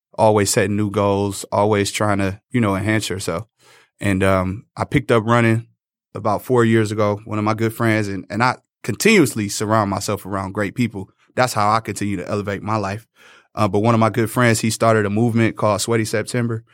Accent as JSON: {"language": "English", "town": "Detroit", "region": "Michigan", "country": "United States", "tie": "born or raised there", "said": "I came from Northwestern High School."}